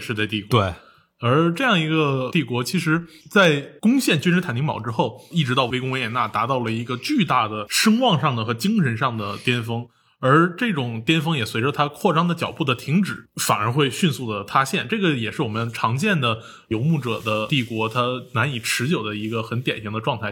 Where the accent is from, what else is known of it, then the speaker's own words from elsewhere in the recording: China; 我们中国人